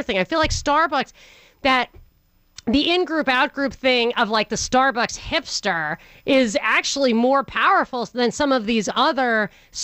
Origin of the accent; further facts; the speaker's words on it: New York, United States; moved away; I grew up in New York